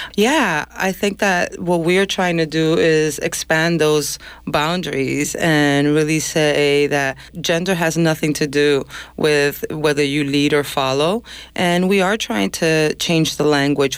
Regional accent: New York, United States; I'm from New York, but I, I grew up you know, I'm Dominican, Dominican parents

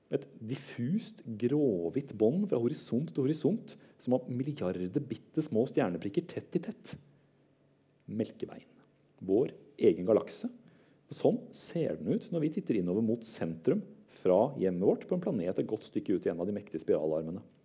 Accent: Høylandet, Trøndelag, Norway; also born or lived in Oslo (Kalbakken); Året før hadde vi flytta fra Oslo, og jeg hadde bodd alle mine syv år, og nordover til Høylandet

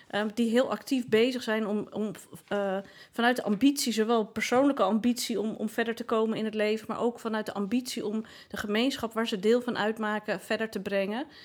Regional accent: Amsterdam, North Holland, Netherlands; als Amsterdammer

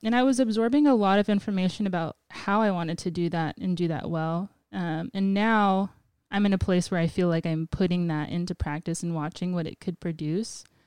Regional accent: Guam; moved away as an adult; now in Portland, United States; I'm native to Guam

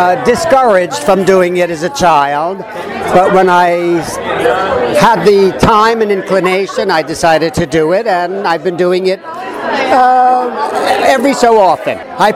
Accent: Huntington Beach, California, United States; I'm from Huntington Beach, California.

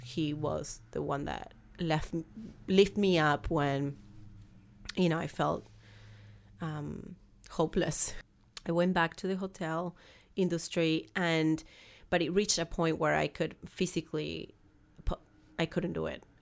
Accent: Argentina; English is a second language; moved away as an adult; now in United States; I came to the United States, as you can tell, I have a very strong accent. Um, I'm from Argentina

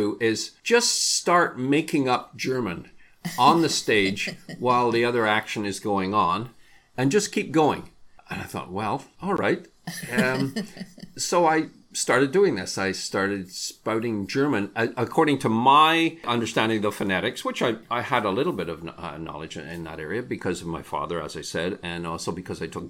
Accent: England, United Kingdom; now in Canada; as I was growing up in England, my parents had the radio on all the time.

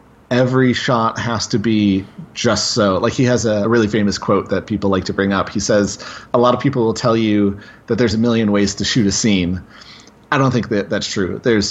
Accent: Grand Rapids, Michigan, United States; it was made in Grand Rapids, Michigan," which is where I'm from.

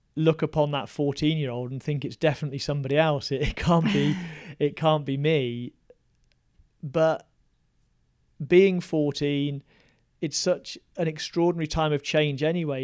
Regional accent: West Midlands, United Kingdom; I grew up in the West Midlands, yeah. very working class town

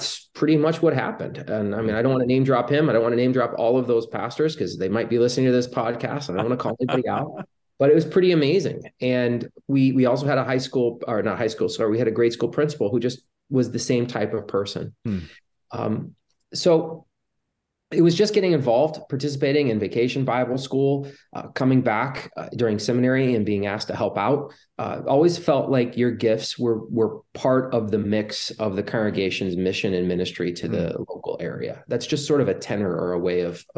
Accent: Michigan, United States; my home congregation in Michigan

